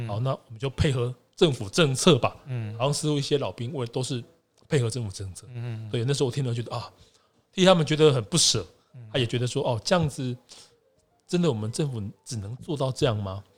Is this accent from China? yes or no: no; Taiwan; 像即使我自己是我们这种闽南人嘛，我们的祖先是从可能河南那边过来的，因为姓陈嘛，所以我们堂号是颍川堂